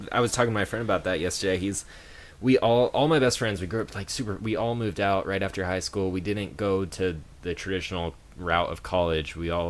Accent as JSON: {"language": "English", "town": "San Diego", "region": "California", "country": "United States", "tie": "born or raised there", "said": "growing up in Humboldt, San Diego."}